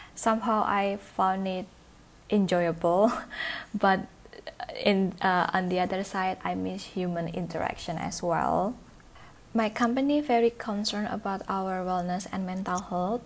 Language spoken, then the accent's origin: English; Indonesia; moved away as an adult; now in Kuala Lumpur, Malaysia; I'm from Indonesia